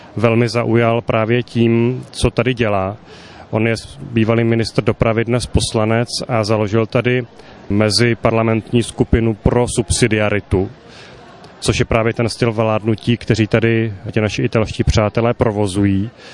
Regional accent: Czechia; jsme mu jako Češi velmi mnoho dali

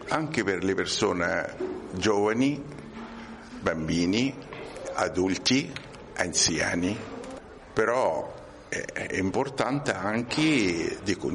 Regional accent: Egypt; Italian is a second language; moved away as an adult; now in Rome, Italy; Io ho origine egiziano, studiato in Egitto, laureato in ingegneria, ingegnere electric power e sono venuto qui con un contratto con eh, una ditta in Sicilia, lavorato tre anni, poi sono venuto a Roma.

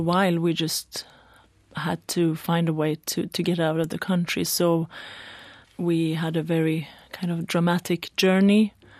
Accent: Iran; born there; English is a second language; I'm not Swedish, as you can see. I was born in Iran, basically straight into the revolution.

